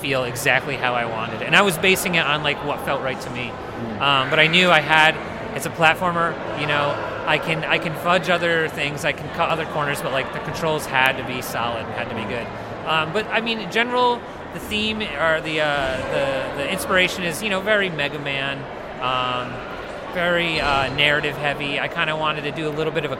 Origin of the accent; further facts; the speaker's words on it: Rochester, New York, United States; I am from Rochester, New York.